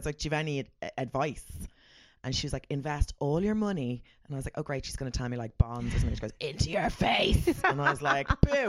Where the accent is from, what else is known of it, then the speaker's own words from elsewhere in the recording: Ireland; I'm very Irish.